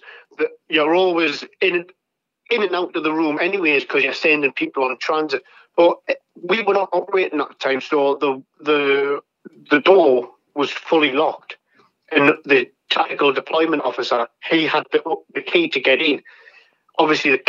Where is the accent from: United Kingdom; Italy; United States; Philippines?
United Kingdom; England; I'm not American, I'm English, I'm British